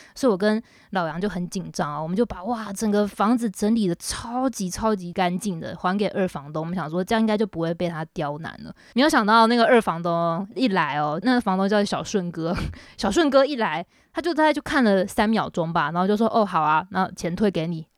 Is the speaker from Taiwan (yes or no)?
yes; Taiwan; moved away as an adult; now in Shanghai, China; 我是台湾人